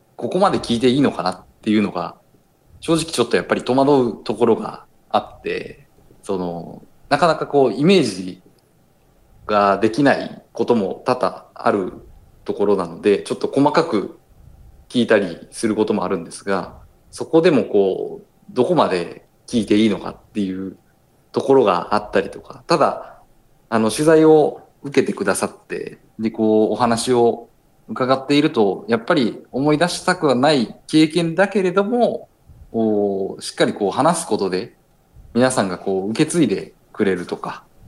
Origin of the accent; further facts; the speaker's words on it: Osaka, Japan; moved away as an adult; now in Nagasaki, Japan; 私あの大阪出身なんですけれども